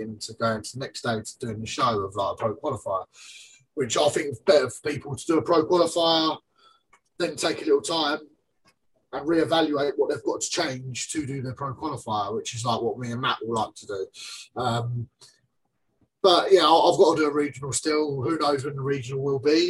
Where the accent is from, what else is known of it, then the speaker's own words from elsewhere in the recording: England, United Kingdom; I'm English